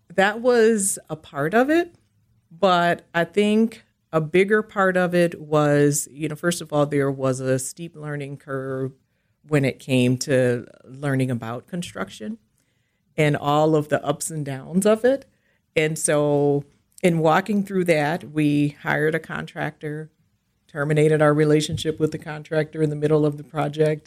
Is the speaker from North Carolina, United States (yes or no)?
no; Milwaukee, Wisconsin, United States; I am from Milwaukee, and I have lived here all of my life